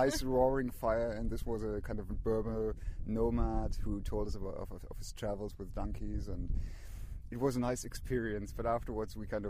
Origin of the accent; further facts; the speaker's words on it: Freiburg, Baden-Württemberg, Germany; that's …. And we're from Freiburg in Germany. That's in the very southwest, close to France and Switzerland.